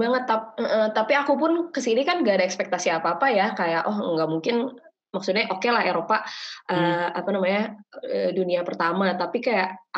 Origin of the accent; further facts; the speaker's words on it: Indonesia; karena aku gede di Indo yang dimana semuanya tuh terasa cepat bahkan orang-orang pun menikah di usia 20-an